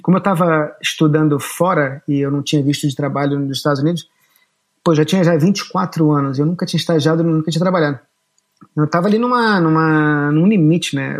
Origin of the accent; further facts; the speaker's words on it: Rio de Janeiro, Brazil; also born or lived in Boston / New York / São Paulo / Lisbon; now in Japan; eu nasci no Rio de Janeiro, eu nasci no Leblon, mas eu acho que com um mês e meio, dois meses, eu fui para Barra da Tijuca